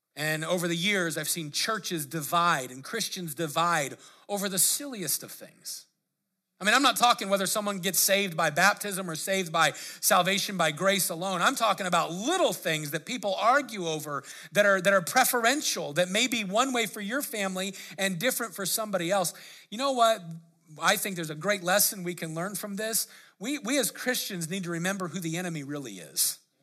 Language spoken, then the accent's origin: English; Lakewood, United States; grew up in Lake, or, you know, in Lakewood as a teenager